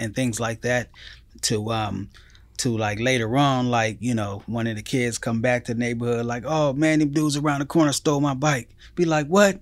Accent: Pomona, California, United States; I grew up in the, um, city of Pomona

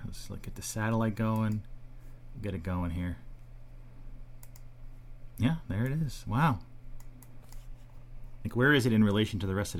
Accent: New Jersey, United States; Because I wasn't Canadian. I was from New Jersey.

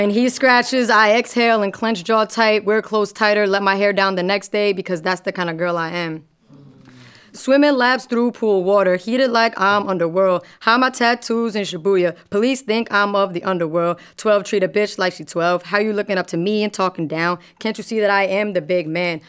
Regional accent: New York, United States; as a New Yorker

